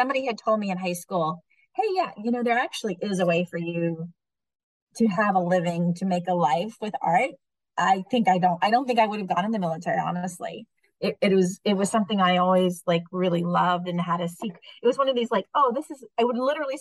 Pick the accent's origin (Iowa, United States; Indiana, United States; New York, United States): Indiana, United States; now in Virginia Beach, United States; I'm from Indiana